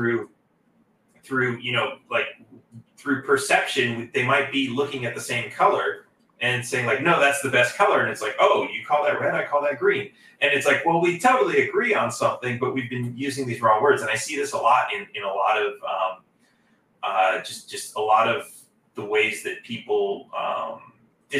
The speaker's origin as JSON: {"language": "English", "region": "California", "country": "United States", "tie": "born or raised there", "moved": "yes", "lives_now": "Texas, United States", "said": "growing up in California"}